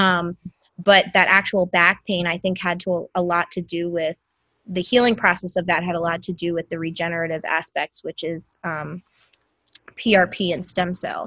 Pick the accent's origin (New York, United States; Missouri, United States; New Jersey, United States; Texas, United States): New York, United States; moved away as an adult; also born or lived in New Hampshire / Massachusetts; now in St. Petersburg, United States; I grew up in New York